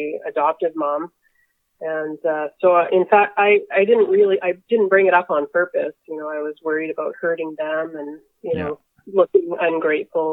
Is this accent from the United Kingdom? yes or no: no; Winnipeg, Manitoba, Canada; So I grew up in Winnipeg with two other adopted siblings